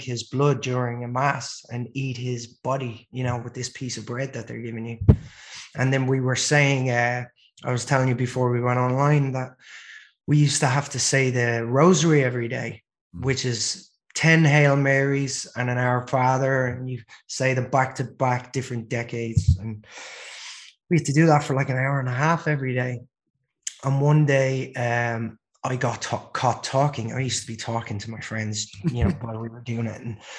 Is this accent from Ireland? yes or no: yes; Dublin, Leinster, Ireland; moved away as an adult; also born or lived in Los Angeles; I'm originally from Ireland. I was born in Dublin in 1980.